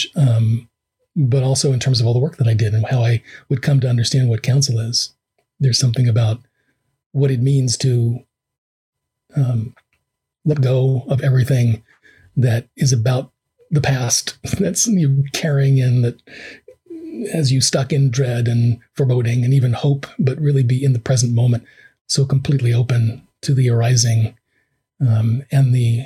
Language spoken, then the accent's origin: English; New York City, New York, United States; I grew up in a New York just before crack